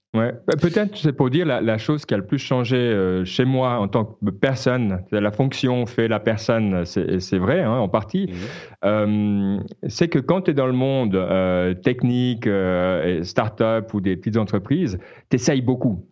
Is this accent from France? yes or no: no; Switzerland; en tant que Suisse